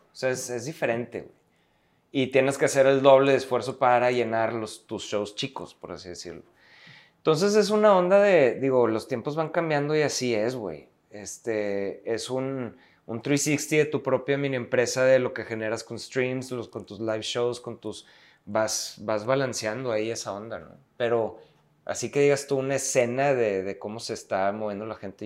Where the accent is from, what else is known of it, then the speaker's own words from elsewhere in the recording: Monterrey, Nuevo León, Mexico; somos rudos, los regios, por ser directos